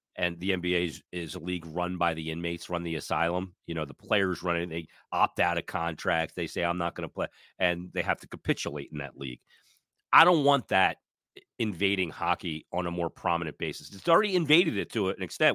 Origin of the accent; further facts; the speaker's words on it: United States; I'm an American guy